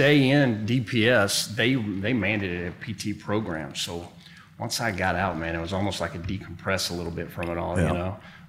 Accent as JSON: {"language": "English", "town": "Austin", "region": "Texas", "country": "United States", "said": "I said, well, you know, I'm from Austin. I sure would like to stay."}